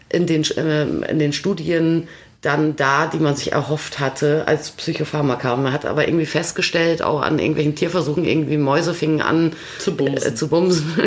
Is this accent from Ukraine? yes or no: no; Vechta, Lower Saxony, Germany; ich bin auf dem Gymnasium Antonianum Fechter zur Schule gegangen.